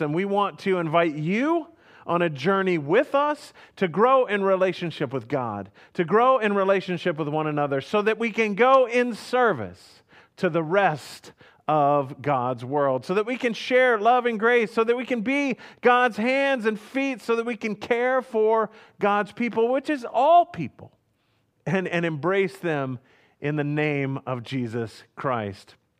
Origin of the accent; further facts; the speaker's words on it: Houston, Texas, United States; moved away; also born or lived in Hannibal, Missouri; I grew up in Houston, Texas